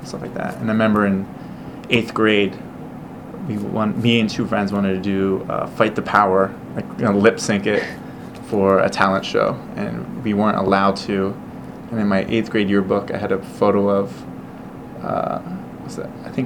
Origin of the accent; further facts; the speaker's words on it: Ardmore, Pennsylvania, United States; I was born in Ardmore, Pennsylvania in 1977